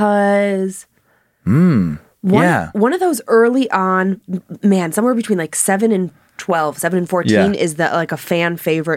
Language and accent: English; Parma Heights, Ohio, United States; which is Parma Heights, not Cleveland. But like, listen, they're adjacent-ish.